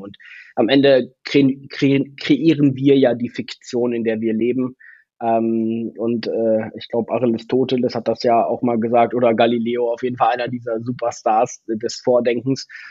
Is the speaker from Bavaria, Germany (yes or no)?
no; Ostwestfalen-Lippe, North Rhine-Westphalia, Germany; in Ostwestfalen-Lippe, in meiner Heimat